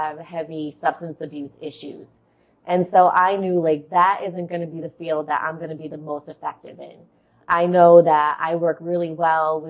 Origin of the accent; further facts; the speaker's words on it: Rhode Island, United States; accent: Boston; So I grew up in Rhode Island, and that's where I'm really close to Boston. So that's where you get the Boston accent from.